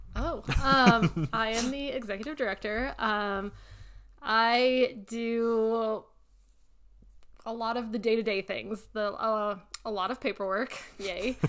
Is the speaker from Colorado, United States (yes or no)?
yes; Louisville, Colorado, United States; That's where I was born and raised in Louisville